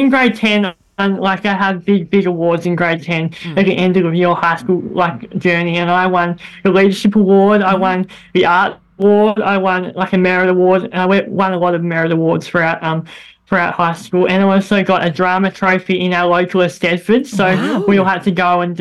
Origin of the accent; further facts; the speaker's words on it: Northwest Tasmania, Australia; I'm from Northwest Tasmania